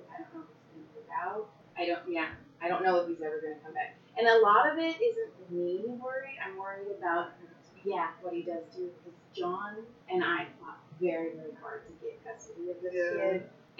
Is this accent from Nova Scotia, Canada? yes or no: yes; Nova Scotia, Canada; Nova Scotia. My mom's from Utah, though.